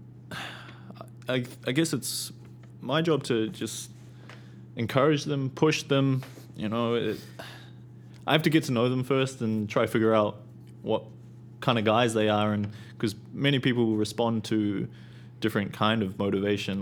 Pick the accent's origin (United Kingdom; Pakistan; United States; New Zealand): New Zealand; Auckland; where I live, I'm from Auckland, and big city